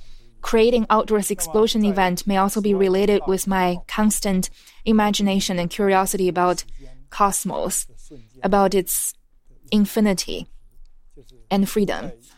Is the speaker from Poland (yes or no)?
no; Quanzhou, Fujian, China; In fact, in my hometown, Quanzhou, there's this ritual that before the wedding ceremony, oftentimes people would go to the fortune teller to understand this couple's destiny.